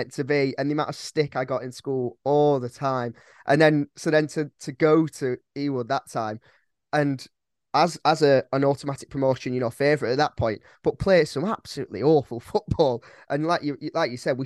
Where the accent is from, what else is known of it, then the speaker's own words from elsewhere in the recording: Blackburn, North West England, United Kingdom; also born or lived in Whalley / Clitheroe; now in Bath, United Kingdom; I was born in Blackburn Hospital